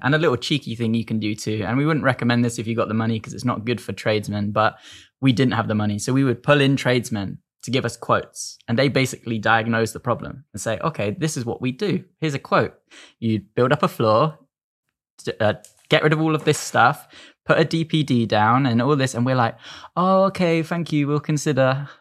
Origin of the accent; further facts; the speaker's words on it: Devon, South West England, United Kingdom; I'm from Devon